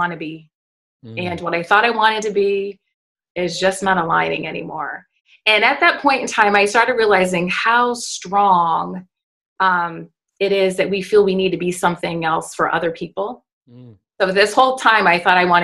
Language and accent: English; United States; as an American